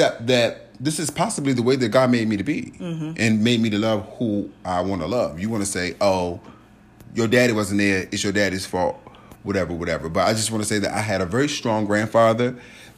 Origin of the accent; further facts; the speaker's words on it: Richmond, Virginia, United States; moved away; I went home to Richmond. I'm from Richmond, Virginia. Shout out RVA, two up, two down